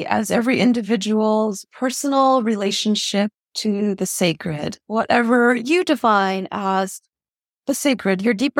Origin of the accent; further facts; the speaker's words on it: Honolulu, Hawaii, United States; I was born and raised in Honolulu, Hawaii. My parents are refugees from Vietnam.